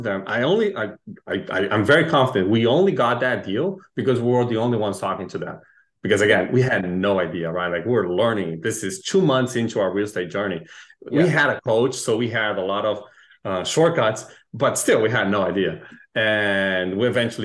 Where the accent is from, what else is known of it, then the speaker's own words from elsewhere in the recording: Brazil; moved away as an adult; also born or lived in Chile; now in United States; I was born in Chile, raised in Brazil, moved to the US about 10 years ago.